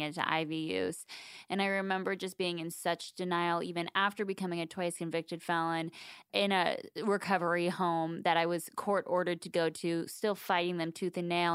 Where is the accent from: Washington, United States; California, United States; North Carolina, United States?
California, United States; Southern; I grew up in Southern California